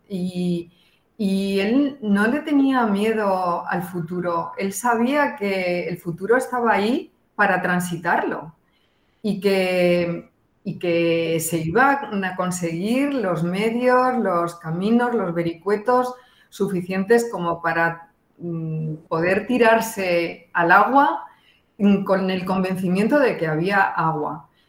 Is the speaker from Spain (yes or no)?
yes; Spain; moved away; yo vengo de un país autoritario, yo me crié en, una dictadura